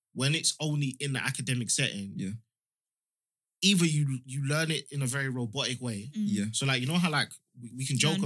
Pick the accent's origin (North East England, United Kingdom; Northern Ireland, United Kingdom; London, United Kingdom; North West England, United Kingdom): London, United Kingdom; I'm from Leyton, and for instance, we've got like what we call like the Mali Strip, which is in between these the two most known estates in my area